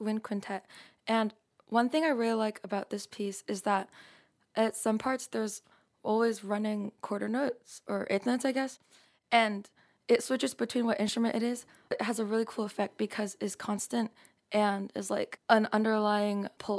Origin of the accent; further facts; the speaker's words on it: Bellevue, Washington, United States; I'm 16 years old. I'm from Bellevue, Washington, and I play the bassoon.